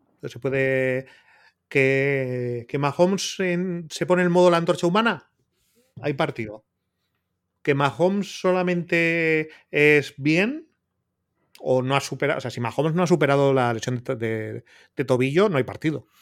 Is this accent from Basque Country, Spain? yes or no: yes; Bilbao, Basque Country, Spain; yo soy de Bilbao